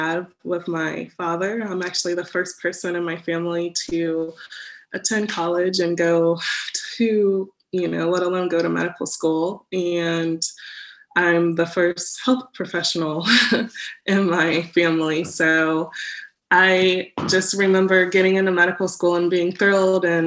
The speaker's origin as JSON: {"language": "English", "town": "Dayton", "region": "Ohio", "country": "United States", "tie": "born or raised there", "said": "I grew up in Dayton, and I come from a pretty large family"}